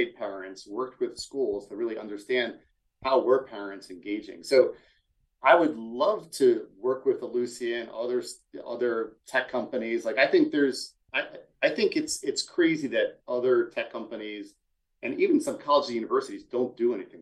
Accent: Philadelphia, Pennsylvania, United States; I'm from Philadelphia.

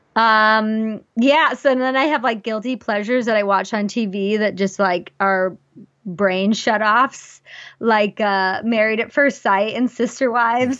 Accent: Wyoming, United States; moved away; I grew up in Wyoming

